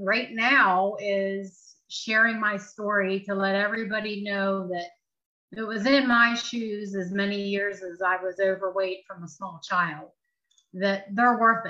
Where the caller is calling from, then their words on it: Chambersburg, Pennsylvania, United States; I'm calling from a small town in Pennsylvania called Chambersburg.